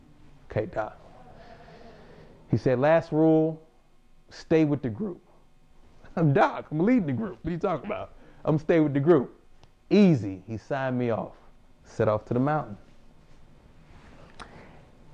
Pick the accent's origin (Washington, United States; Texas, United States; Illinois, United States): Texas, United States; Houston; moved away as an adult; also born or lived in Japan; I'm from Houston, Texas